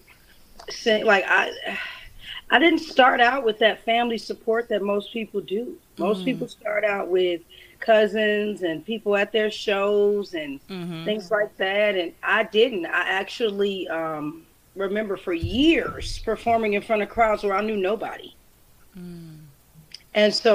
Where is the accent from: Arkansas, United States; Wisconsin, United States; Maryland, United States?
Wisconsin, United States; Milwaukee; moved away as an adult; now in Las Vegas, United States; I'm from Milwaukee, but currently I am in Las Vegas